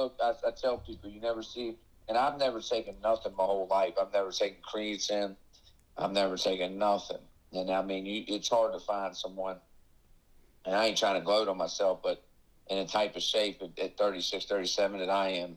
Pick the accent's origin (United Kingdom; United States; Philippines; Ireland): United States; Miami, Florida; moved away; I'm from Miami originally.